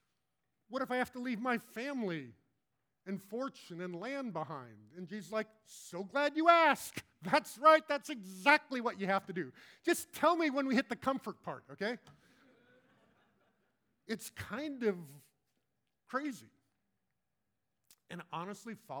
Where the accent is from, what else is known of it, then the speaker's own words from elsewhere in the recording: Colorado, United States; moved away; I grew up in Colorado, and my kids actually now live in Denver